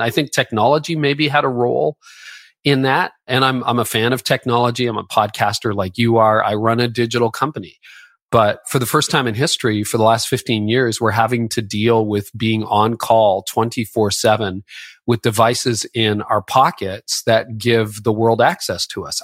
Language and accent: English; Canada; I'm Canadian.